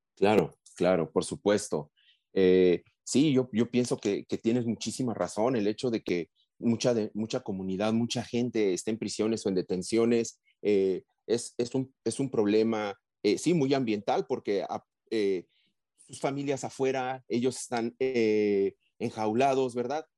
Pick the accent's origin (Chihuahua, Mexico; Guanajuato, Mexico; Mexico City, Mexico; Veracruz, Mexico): Mexico City, Mexico; moved away; also born or lived in Arizona; soy un, hombre migrante, ¿verdad? Vengo de la Ciudad de México, de una ciudad donde eh, en vez de nubes blancas tenemos una nube de smog muy oscura, ¿verdad? Entonces, y así crecí